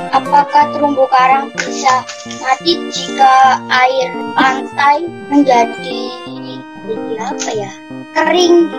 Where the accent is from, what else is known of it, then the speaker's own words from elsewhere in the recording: Surabaya, East Java, Indonesia; Saya berasal dari Surabaya